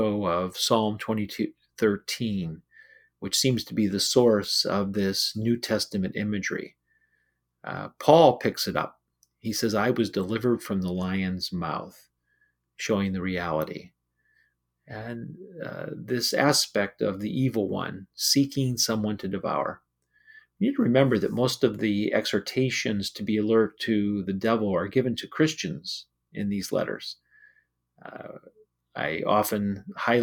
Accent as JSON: {"language": "English", "country": "United States", "said": "As an American, I live in general peace"}